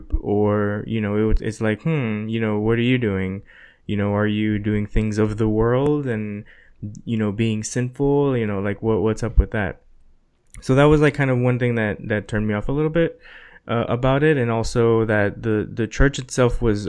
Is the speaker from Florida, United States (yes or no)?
yes; South Florida, United States; also born or lived in New York; we moved from New York to Florida